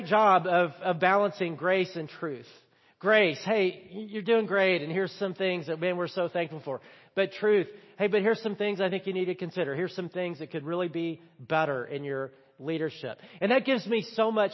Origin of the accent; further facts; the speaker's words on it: the South, United States; I'm from the South